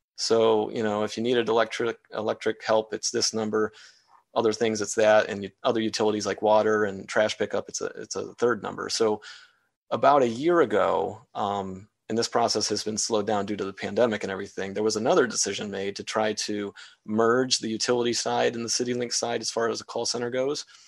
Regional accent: Wadsworth, Ohio, United States; born and raised in Wadsworth

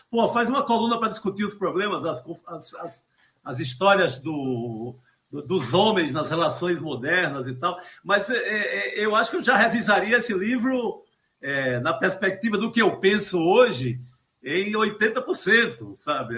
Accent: Cariri, Ceará, Brazil; also born or lived in Recife; now in São Paulo, Brazil; desse mesmo lugar lá de onde eu venho, do Cariri cearense, aqui em São Paulo

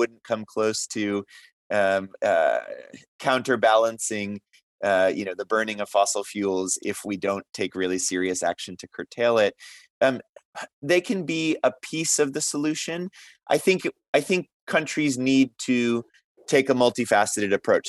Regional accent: United States; I'm from the United States

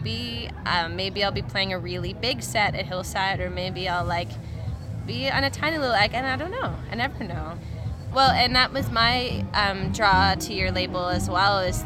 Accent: Guelph, Ontario, Canada; I grew up in Guelph

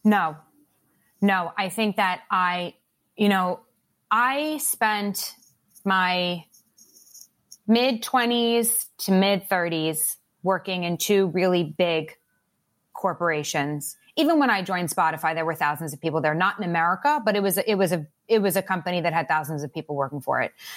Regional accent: Long Island, New York, United States; I grew up on Long Island, like, right outside of New York

